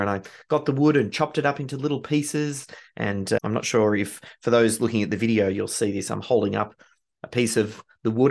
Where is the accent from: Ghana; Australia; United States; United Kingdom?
Australia; being Australian